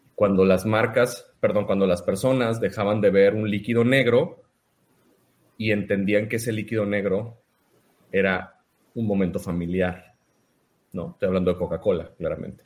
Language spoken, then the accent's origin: Spanish; Mazatlán, Sinaloa, Mexico; moved away as an adult; now in Monterrey, Mexico; yo soy de Mazatlán, Sinaloa. Tengo, cumplí 18 años aquí en Monterrey viviendo. Me vine a estudiar la, carrera aquí al TEC de Monterrey